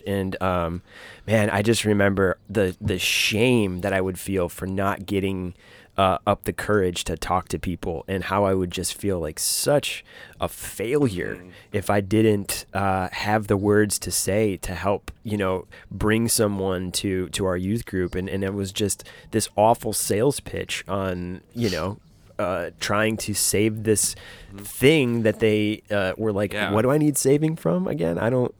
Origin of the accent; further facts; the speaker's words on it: Michigan, United States; I grew up in Michigan, growing up in Michigan.